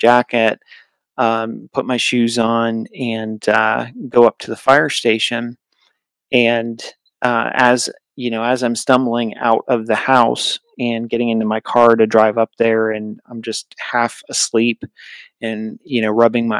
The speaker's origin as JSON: {"language": "English", "region": "New Hampshire", "country": "United States", "tie": "born or raised there", "said": "I grew up in New Hampshire, and New England"}